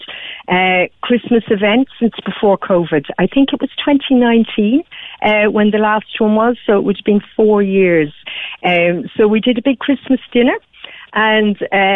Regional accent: Cork, Munster, Ireland; we're Irish and we're from Cork

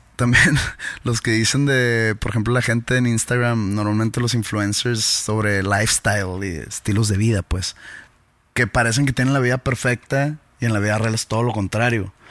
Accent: Mexico; somos mexicanos

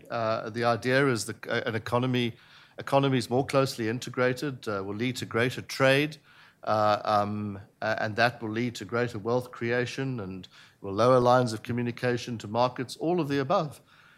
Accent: South Africa; I say this as a South African

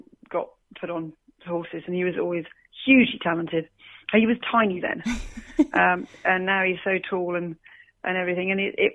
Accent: Australia; I am Australian

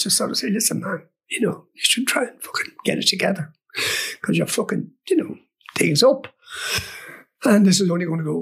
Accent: Kells, Leinster, Ireland; I come from Kells, I come from County Meath, and, you know, I would have grown up sort of slightly pre-Beatles

